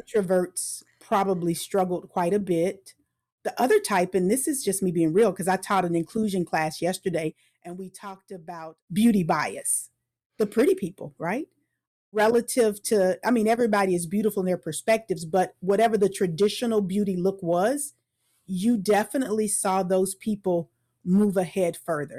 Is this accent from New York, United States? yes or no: no; Tampa, Florida, United States; also born or lived in Orlando, Florida / Atlanta, Georgia / Macon, Georgia; I was born in Tampa, Florida. So, I'm a native Floridian